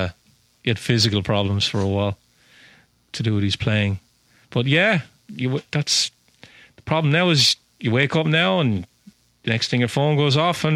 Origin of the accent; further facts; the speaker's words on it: Ireland; now in Lowell, United States; I'm Irish.